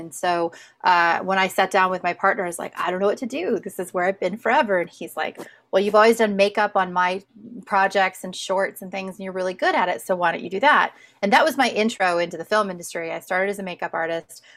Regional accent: just outside of Indianapolis, United States; also born or lived in Southern California; now in Kentucky, United States; I grew up just outside of Indianapolis

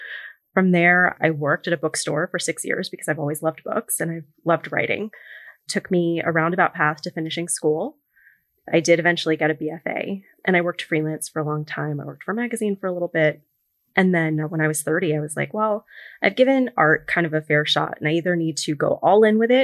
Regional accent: New York City, New York, United States; I grew up in New York City, but I'm very close with some of my cousins in California.

